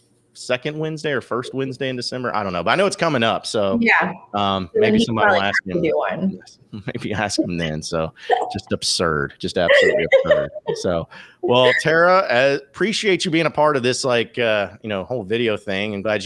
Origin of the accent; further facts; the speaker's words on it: Arkansas, United States; if I've gone outside the state and I tell people if I'm from Arkansas, they're like, well, you don't have an accent.